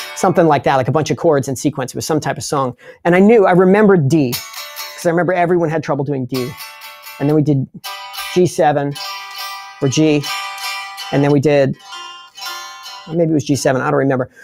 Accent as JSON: {"language": "English", "area": "Long Island", "region": "New York", "country": "United States", "said": "I'm from Long Island, which is a part of, uh, the United States"}